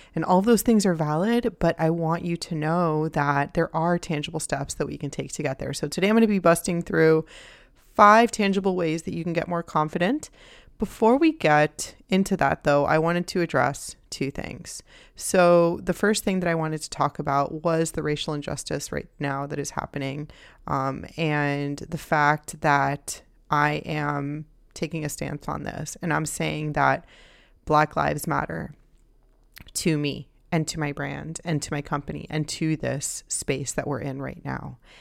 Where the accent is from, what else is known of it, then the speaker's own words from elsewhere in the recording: Miami, Florida, United States; I grew up in Miami